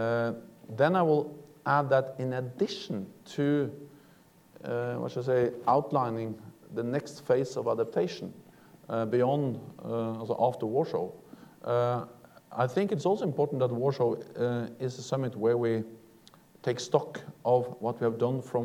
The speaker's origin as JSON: {"language": "English", "country": "Norway", "said": "I'm coming from Norway"}